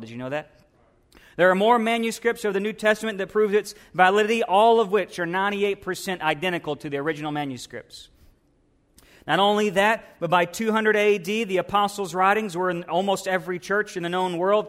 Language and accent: English; United States; we as American Christians